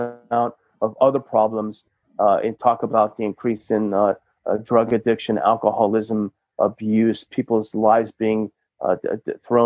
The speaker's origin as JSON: {"language": "English", "region": "California", "country": "United States", "said": "I'm from California, my parents live in California"}